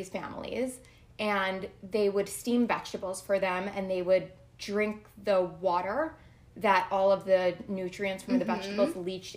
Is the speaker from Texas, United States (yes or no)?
no; New Jersey, United States; moved away; I am from New Jersey originally.